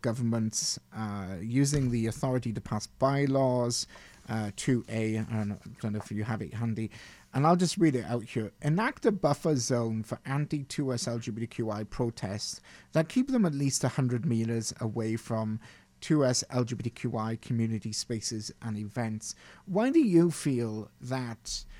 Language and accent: English; United Kingdom; now in Canada; growing up in Britain